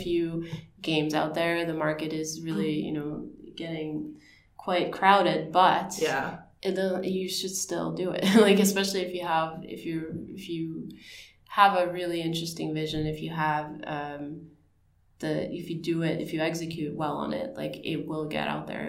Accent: Ukraine; moved away; I grew up in Ukraine.

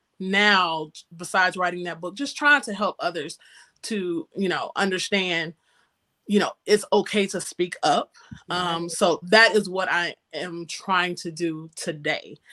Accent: Northeast Ohio, United States; moved away as an adult; now in North Carolina, United States; I am from Northeast Ohio, the cold area. And I have been here in North Carolina for, it'll be 8 years

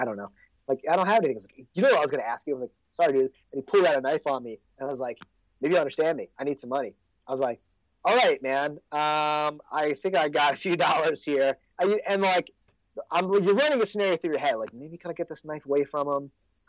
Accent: United States; accent: American; also born or lived in Mississippi / Oregon; I was like, I'm from the States.

